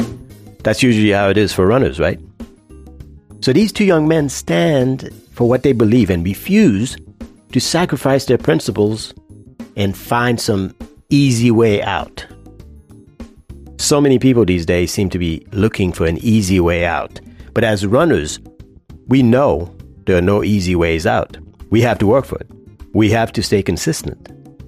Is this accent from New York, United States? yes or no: no; Virginia, United States; I'm from Virginia, and I run for health and fitness.